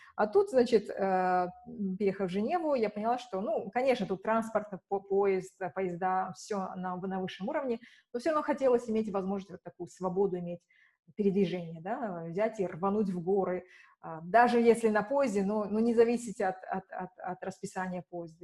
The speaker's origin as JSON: {"language": "Russian", "region": "Shymkent", "country": "Kazakhstan", "tie": "born or raised there", "also_born_or_lived": "Budapest", "moved": "as an adult", "said": "в моем родном городе, в Шимкенте"}